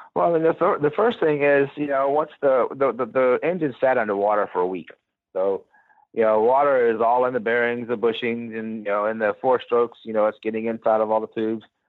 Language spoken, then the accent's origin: English; Gulfport, Mississippi, United States; now in Texas, United States; I'm from the Gulf Coast. Yeah, I'm from Gulfport, Mississippi, an hour out of New Orleans